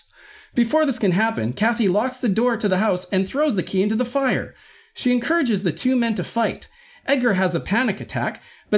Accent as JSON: {"language": "English", "country": "Canada"}